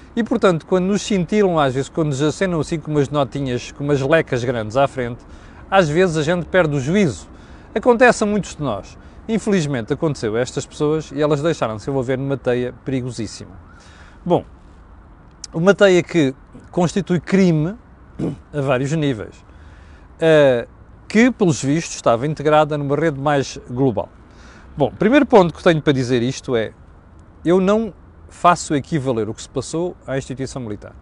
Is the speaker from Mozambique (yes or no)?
yes; Mozambique; now in Portugal; eu cresci nas ex-colónias, cresci em Moçambique